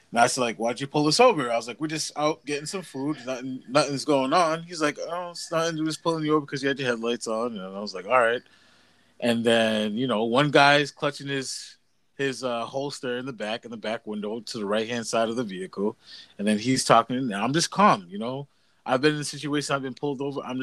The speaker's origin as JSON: {"language": "English", "region": "Massachusetts", "country": "United States", "tie": "born or raised there", "said": "I lived in Massachusetts. I'm 30 years old. Lived in Massachusetts all my life"}